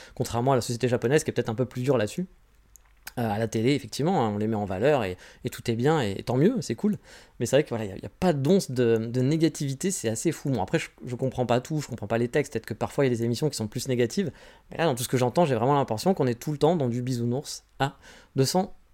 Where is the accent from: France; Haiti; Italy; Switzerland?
France; moved away as an adult; now in Japan; je suis né en France